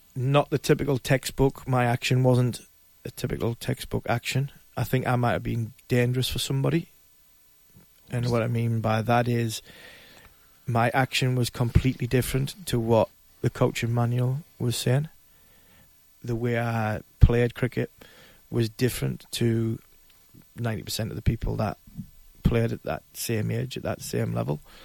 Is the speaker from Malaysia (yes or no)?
no; Ashington, North East England, United Kingdom; I came from Ashington